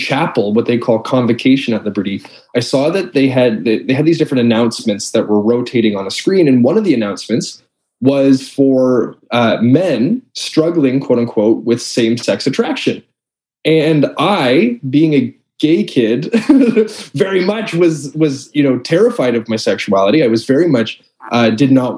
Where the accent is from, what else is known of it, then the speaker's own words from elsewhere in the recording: Toronto, Ontario, Canada; moved away as an adult; also born or lived in United States; I am from Toronto, Ontario, Canada, where I currently live. I'm back in my hometown after a number of years being in the States. Like I said, born and raised here.